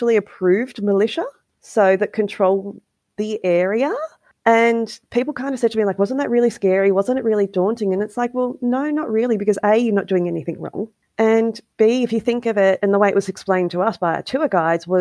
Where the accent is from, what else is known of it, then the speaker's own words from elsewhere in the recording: Australia; as an Australian who travels on an Australian passport